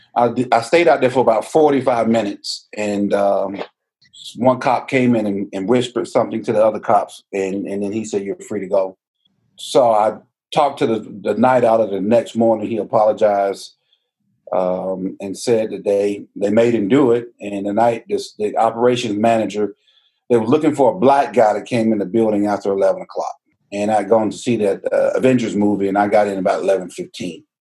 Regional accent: Georgia, United States; We grew up in down in Southwest Georgia's first inland port city uh, on the southwest side

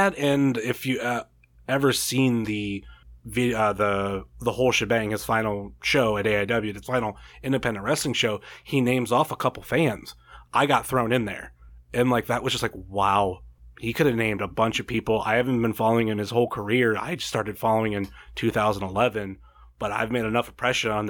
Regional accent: Ohio, United States; born or raised there

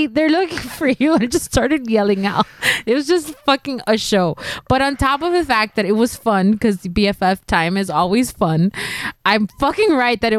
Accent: United States; as an American woman

